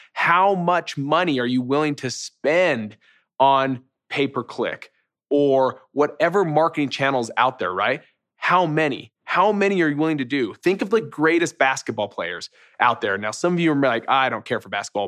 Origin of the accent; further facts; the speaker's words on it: Utah, United States; I'm from Utah